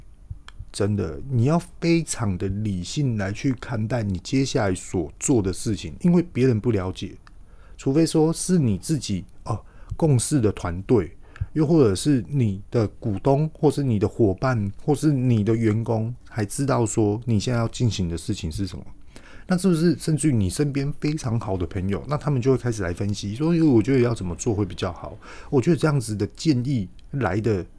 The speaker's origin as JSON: {"language": "Chinese", "country": "Taiwan", "tie": "born or raised there", "said": "自己也是台湾人，土生土长"}